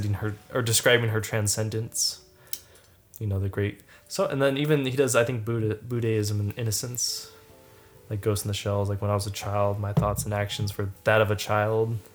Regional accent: United States; our American lifestyle

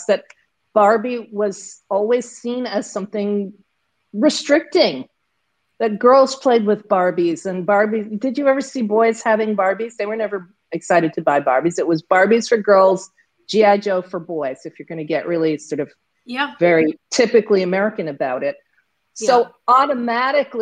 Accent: Pakistan; also born or lived in United States; as a Pakistani

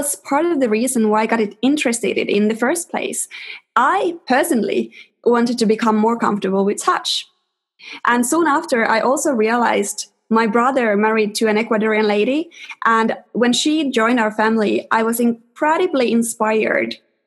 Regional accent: Helsinki, Uusimaa, Finland; first language Finnish; English is a second language; moved away as an adult; now in London, United Kingdom; I grew up in Helsinki for the first 22 years of my life

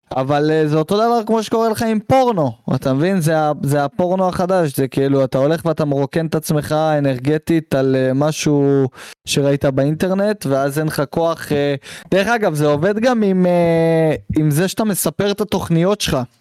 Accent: Israel; אותנו כישראלים

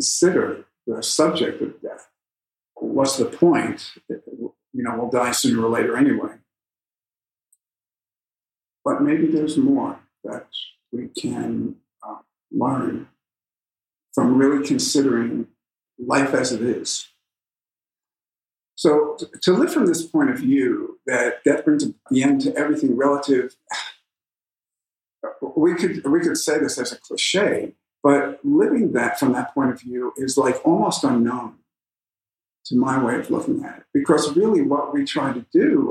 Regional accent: New York, United States; I come from New York

